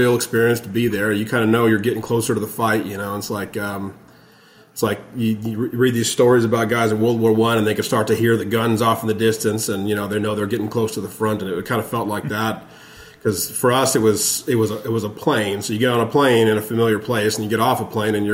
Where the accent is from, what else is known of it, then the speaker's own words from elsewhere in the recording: Texas, United States; I'm from Texas.